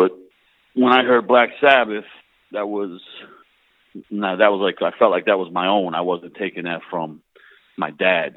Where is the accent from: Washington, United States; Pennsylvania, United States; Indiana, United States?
Pennsylvania, United States; also born or lived in New Jersey; I was born in Jersey. Spent like my early like little kid years there. Then moved to Pennsylvania, like an hour away. But all the family was still back in Jersey. So between Pennsylvania and New Jersey, you know, for the rest of my years